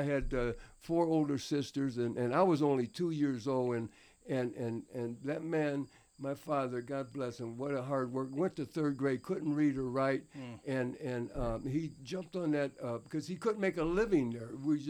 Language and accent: English; Tullahoma, Tennessee, United States; born there; I was born in Tullahoma, Tennessee.